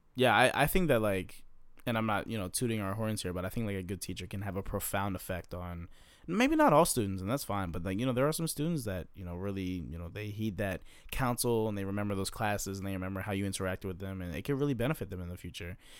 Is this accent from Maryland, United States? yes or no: yes; Maryland, United States; moved away; I'm from Maryland